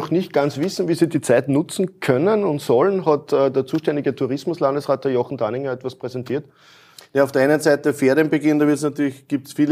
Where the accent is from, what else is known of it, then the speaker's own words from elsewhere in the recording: Lower Austria, Austria; da ist wirklich vieles dabei, wo man staunen kann, auch aus meiner Heimatregion. Adacker zum Beispiel, das Ritterfenster.